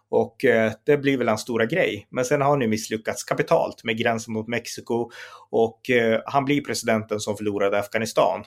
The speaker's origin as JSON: {"language": "Swedish", "country": "Sweden", "said": "vi i Sverige"}